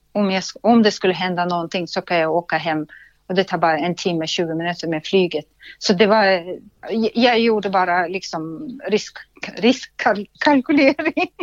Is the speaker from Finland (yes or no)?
no; Russia; Swedish is a second language; moved away as an adult; now in Sweden; föddes utanför Sankt Petersburg i Ryssland